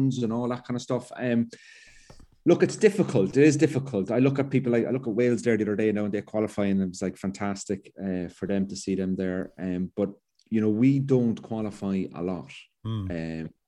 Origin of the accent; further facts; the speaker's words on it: Cork, Munster, Ireland; now in Belfast, United Kingdom; I'm from Cork in the South, and I live in the North